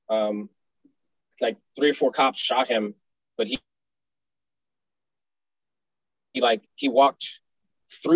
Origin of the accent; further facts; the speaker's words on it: Los Angeles, California, United States; I grew up in South Central Los Angeles, where Inglewood and LA meet on Crenshaw Boulevard, 67th Street